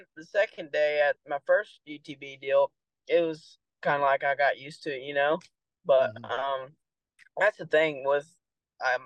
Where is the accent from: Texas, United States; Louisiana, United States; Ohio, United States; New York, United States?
Texas, United States; Decatur; accent: Texan; first language English; also born or lived in Brazil; Decatur, Texas